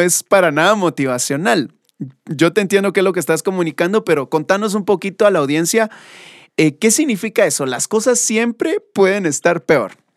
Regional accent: Guatemala; como buenos guatemaltecos

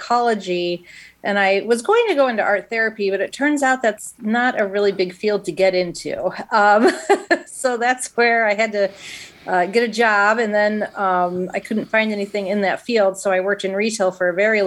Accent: Schererville, Indiana, United States; I am from Schererville, Indiana, and born and raised

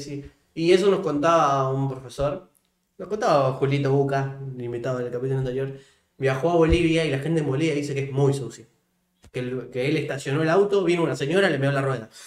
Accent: Santa Fe, Argentina; qué suerte de haber nacido en Argentina

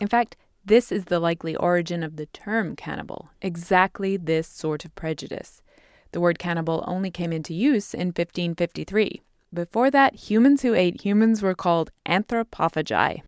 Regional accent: England, United Kingdom; now in United States; I grew up in England eating these potentially contaminated hamburgers

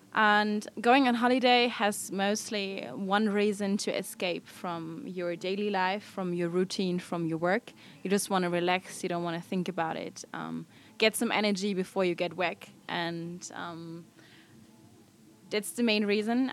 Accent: Germany; I'm from Germany, a traveler.

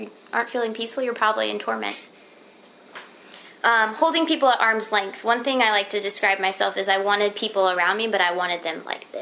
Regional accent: Florida, United States; I'm from Florida

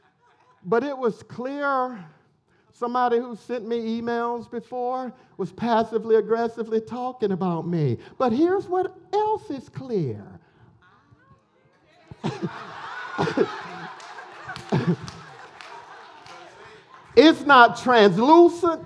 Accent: Elberton, Georgia, United States; when I grew up in Elberton

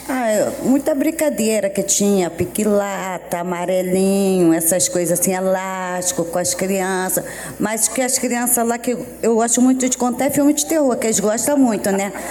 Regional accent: Rio de Janeiro, Brazil; sou nascida e criada na Pedaliza

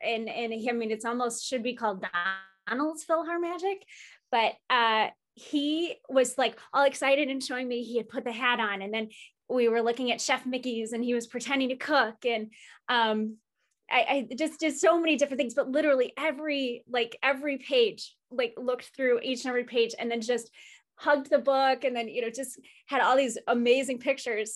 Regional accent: Chicago, Illinois, United States; as a Chicagoan

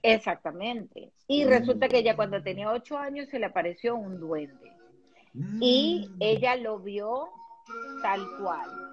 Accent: Venezuela; moved away; nosotros somos de Venezuela

